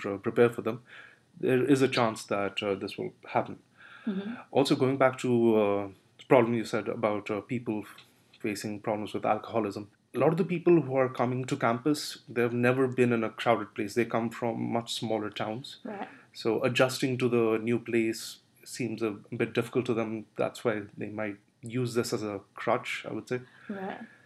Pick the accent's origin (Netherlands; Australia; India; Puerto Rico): India; Kolkata, West Bengal; first language Bengali; English is a second language; moved away as an adult; also born or lived in Mumbai, India / Alaska, United States; originally I'm from Kolkata, but I've lived in Mumbai for quite a while